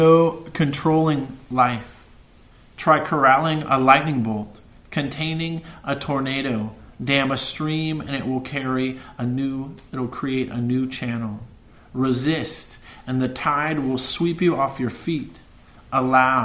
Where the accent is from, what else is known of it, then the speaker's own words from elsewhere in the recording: Santa Cruz, California, United States; I've lived in this town for 44 years. I'm 44 years old. And even though I've traveled the world, I'm from Santa Cruz